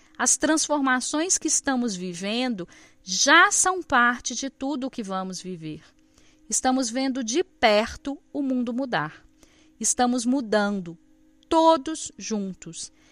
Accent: Minas Gerais, Brazil; eu sou mineira

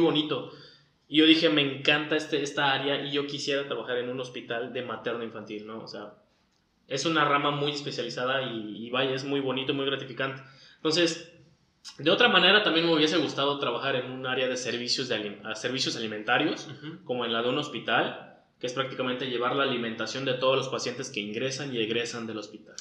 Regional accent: Cancún, Quintana Roo, Mexico; also born or lived in Valladolid; soy aquí de Cancún

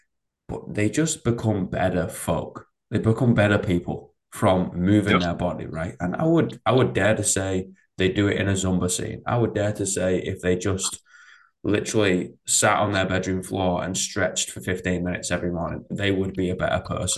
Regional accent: England, United Kingdom; I'm English

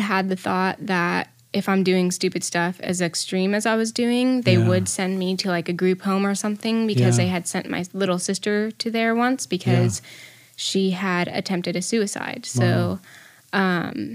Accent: Colorado, United States; I've was born and raised in Colorado, so I've pretty much lived my entire life there

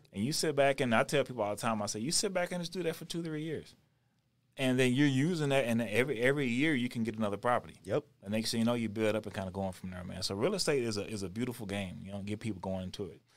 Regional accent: Texas, United States; moved away as an adult; also born or lived in Houston; now in Denver, United States; I'm born and raised in Texas.

